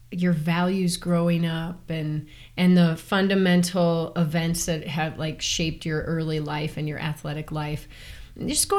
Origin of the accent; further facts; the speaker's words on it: Chicago, Illinois, United States; I grew up swimming in Chicago